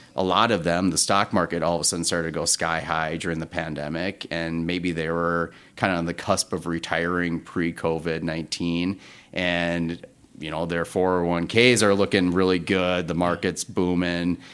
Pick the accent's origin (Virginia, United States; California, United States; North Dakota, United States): North Dakota, United States; also born or lived in Twin Cities, Minnesota; now in Minneapolis, United States; I'm from North Dakota originally